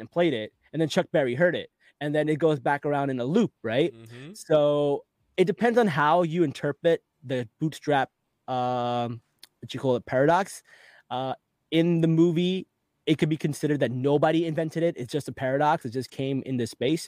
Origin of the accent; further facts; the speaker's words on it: Pakistan; I'm from Pakistan, and where I'm from, we don't need roads